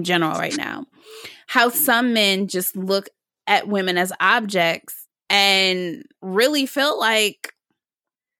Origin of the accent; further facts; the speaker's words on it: Detroit, Michigan, United States; now in Washington, D.C., United States; I'm in DC now, but I'm from Detroit originally